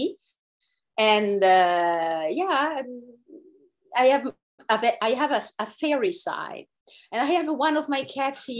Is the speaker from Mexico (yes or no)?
no; Italy; moved away as an adult; now in Canada; We moved from Italy to Canada nine years ago.